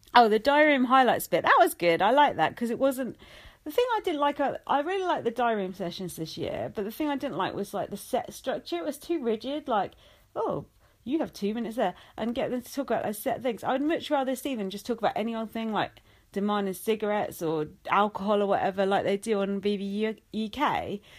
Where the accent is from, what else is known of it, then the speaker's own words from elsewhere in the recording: England, United Kingdom; being English